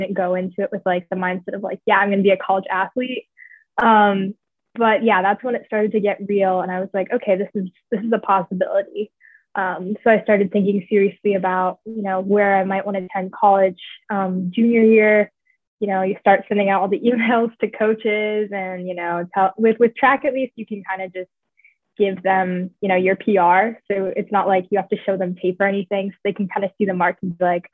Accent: Lansing, New York, United States; I grew up just north of Ithaca in Lansing, New York. So I'm a local.

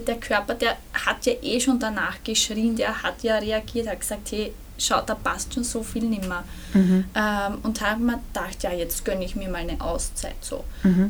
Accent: Burgenland, Austria; ich komme aus dem Burgenland

